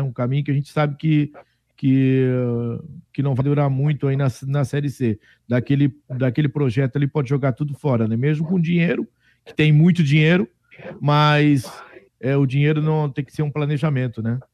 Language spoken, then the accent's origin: Portuguese; São José, Santa Catarina, Brazil; also born or lived in Coqueiros / Pedra Branca; agora eu retorno aqui para o bairro onde eu me criei